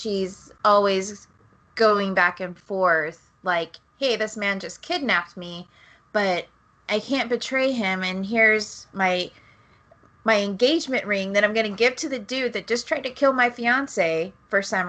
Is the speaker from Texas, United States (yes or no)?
yes; South Texas, United States; growing up in South Texas where there is not a lot of access to theater at all